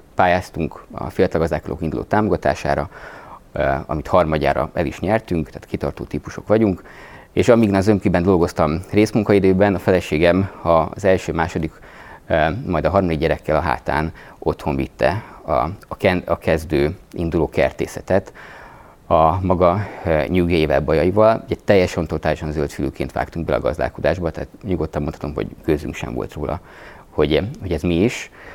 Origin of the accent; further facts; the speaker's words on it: Budapest, Hungary; moved away as an adult; also born or lived in Gödöllő; én Budapesten a nyolcadik kerületben nőttem föl